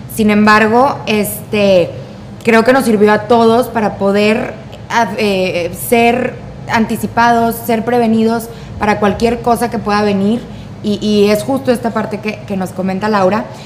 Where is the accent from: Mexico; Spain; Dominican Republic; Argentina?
Mexico; Monterrey, Nuevo León; nosotros que estamos en Monterrey o que, o que somos regias